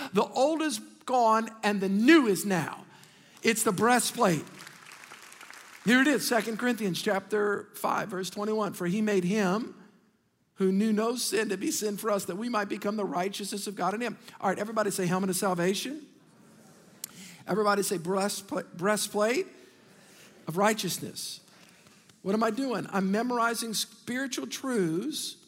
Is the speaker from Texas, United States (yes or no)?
no; Metairie, Louisiana, United States; we grew up in Metairie